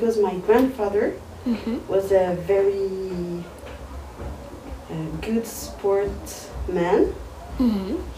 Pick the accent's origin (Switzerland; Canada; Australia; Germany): Switzerland; Vallée de Joux, Vaud; first language French; English is a second language; I'm from Switzerland and I'm from La Vallée de Joux